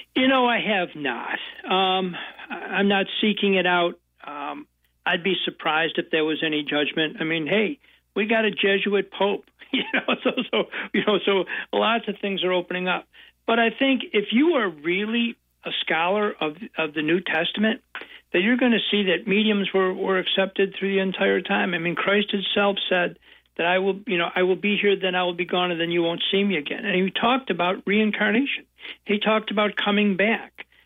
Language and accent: English; Buffalo, New York, United States; now in Chicago area, United States; I was born in Buffalo, New York, and youngest of ten kids in a big Irish Catholic family. Moved to the suburbs when I was uh, in grammar school uh, of, of Buffalo